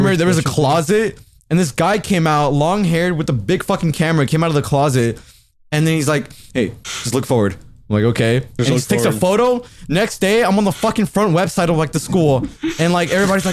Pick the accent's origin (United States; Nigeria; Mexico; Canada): Mexico; I'm from Mexico.